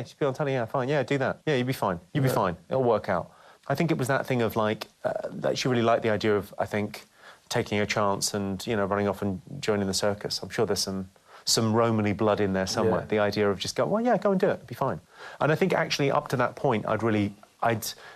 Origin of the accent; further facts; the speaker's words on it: South East England, United Kingdom; also born or lived in Slough / Ireland; I speak and present myself in this way because I was raised and educated in the home counties.